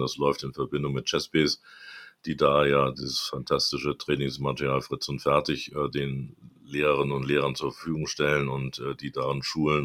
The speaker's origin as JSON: {"language": "German", "region": "Hamburg", "country": "Germany", "tie": "born or raised there", "said": "ich bin Hamburger Jung, äh, also bin in Hamburg groß geworden"}